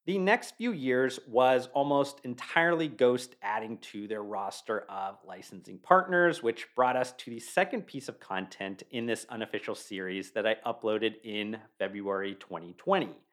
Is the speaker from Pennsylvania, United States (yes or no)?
no; Youngstown, Ohio, United States; I was born and raised in Youngstown, Ohio